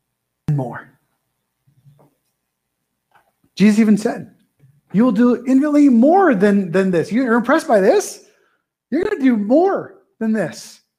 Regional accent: California, United States; born there; also born or lived in Texas / Wyoming / Idaho; Well, I was born in Southern California, and I don't usually have been to that in Montana. That doesn't usually go well. Oh, you're one of those Californians. Then I went to Texas and got healed a little bit. And then I moved to Wyoming, then Idaho

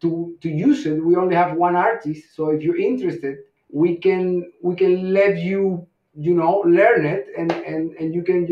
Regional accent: Cuba; moved away; also born or lived in Mexico City; I'm originally from Cuba.

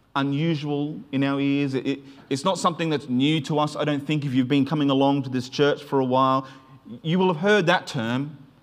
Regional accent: Queensland, Australia; where I grew up in Queensland

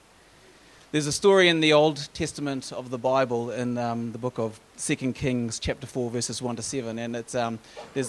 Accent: New Zealand; moved away as an adult; also born or lived in United States; growing up in New Zealand with free maternity care.

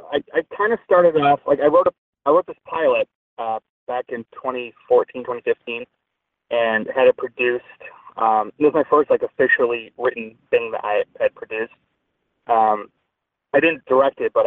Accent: Glendale Heights, Illinois, United States; now in Los Angeles, United States; I'm from a suburb called Glendale Heights in the suburbs of Chicago

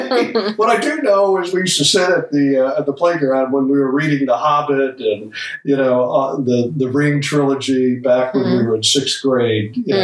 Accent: Manila, Metro Manila, Philippines; And ended up growing up in Manila.

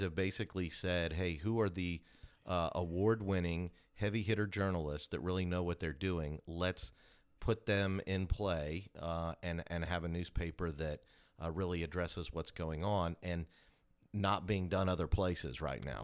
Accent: Kansas City, United States; moved away as an adult; now in Augusta, United States; I grew up in Kansas City

